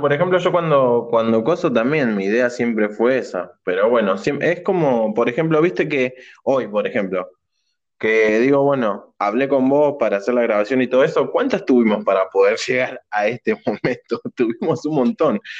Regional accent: Argentina; somos argentinos y pobres

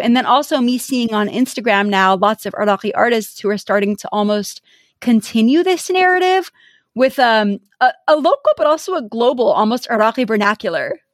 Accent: United States; so my parents are Iraqi. I consider myself Iraqi, but I was born in America

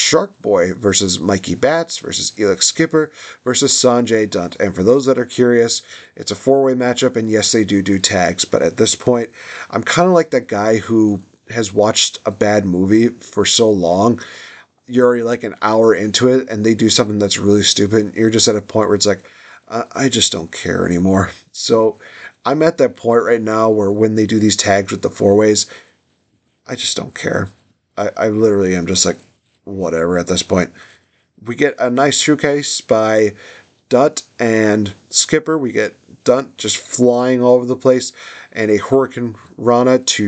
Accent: United States; I'm American

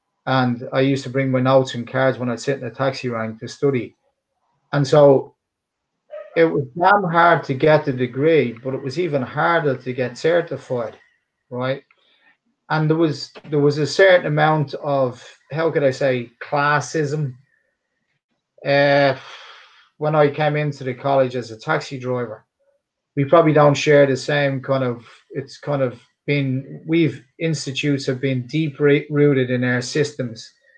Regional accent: Dublin, Leinster, Ireland; accent: Dublin; speak with this Dublin accent. Some of us do and some of us don't. Some of us have polished up accent. My accent is polished up now in comparison to what it was.

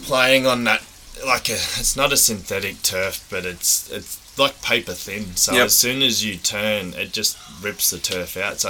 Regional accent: Victoria, Australia; moved away; also born or lived in Port Douglas / Rockhampton; I grew up with down in Victoria.

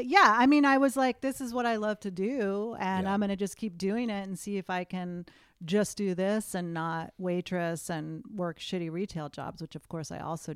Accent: New England, United States; I think there's something about growing up in New England that there's kind of like a Yankee no bullshit kind

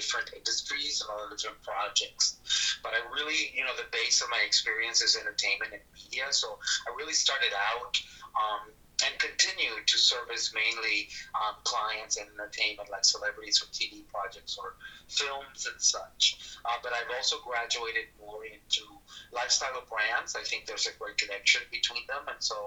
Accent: South Texas, United States; also born or lived in northern Mexico; he brought the family to Texas, so I grew up in South Texas.

